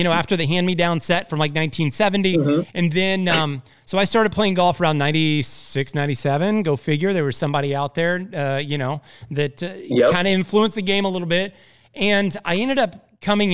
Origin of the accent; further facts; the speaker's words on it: Indiana, United States; I'm from Indiana